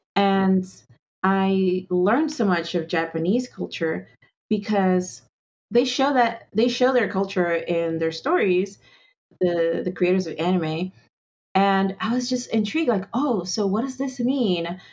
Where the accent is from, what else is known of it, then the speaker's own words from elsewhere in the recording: Venezuela; also born or lived in Andes; now in United States; I grew up in Venezuela, so it's like I took a lot of things for granted